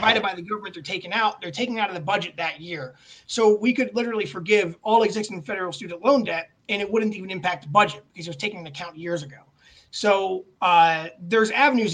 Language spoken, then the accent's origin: English; Elyria, Ohio, United States; now in Westlake, United States; I grew up in Elyria.